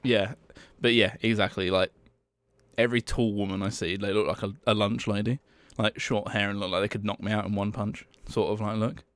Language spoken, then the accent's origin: English; England, United Kingdom; I'm from England.